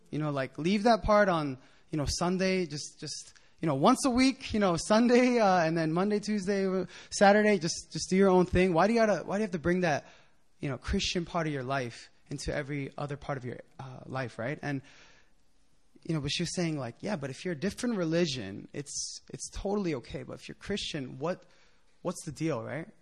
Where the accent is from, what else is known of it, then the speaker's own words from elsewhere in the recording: Philadelphia, Pennsylvania, United States; moved away as an adult; also born or lived in New Jersey / Japan; now in Korea; I'm from Philadelphia